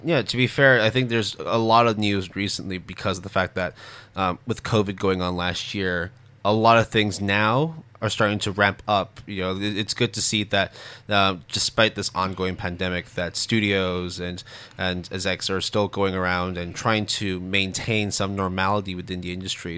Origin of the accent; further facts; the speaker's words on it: Canada; growing up in Canada